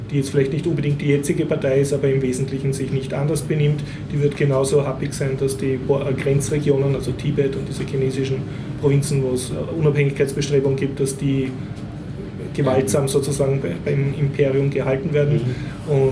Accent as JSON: {"language": "German", "region": "Vienna", "country": "Austria", "said": "bin als Wiener endlich wieder mal in ein Wiener Kaffeehaus gegangen"}